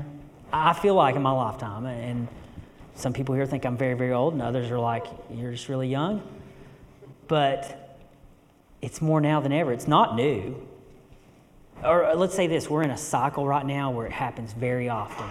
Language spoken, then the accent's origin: English; western North Carolina, United States; I grew up here. I'm originally from West North Carolina